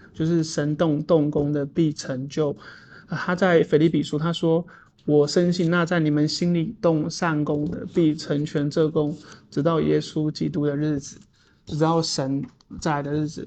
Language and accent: Chinese; Taipei, Taiwan; 我在都市住惯了，我是一个城，城，因为我是一个，我台北长大的小孩。我其实是因为我在台北长大